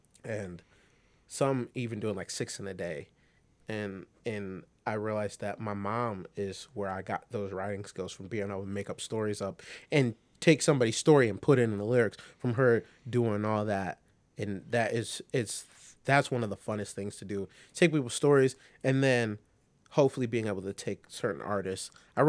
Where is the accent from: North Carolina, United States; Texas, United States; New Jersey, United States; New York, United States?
New York, United States; New York City; born there; I'm from New York City, and that's where I was born, but I grew up here.